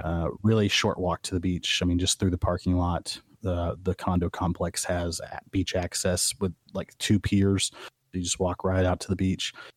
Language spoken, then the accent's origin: English; Midwest, United States; moved away; me as a Midwesterner who never got to see the ocean